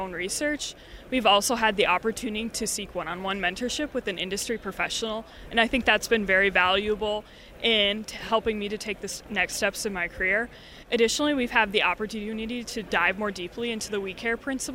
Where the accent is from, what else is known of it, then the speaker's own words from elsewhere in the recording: Lennox, South Dakota, United States; now in Iowa, United States; I'm originally from Lenox, South Dakota